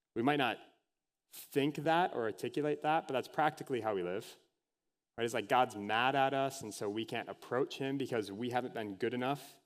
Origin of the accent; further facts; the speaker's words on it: Anoka, Minnesota, United States; Halloween, capital of the world, if anyone has ever heard me talk about that before, is my hometown.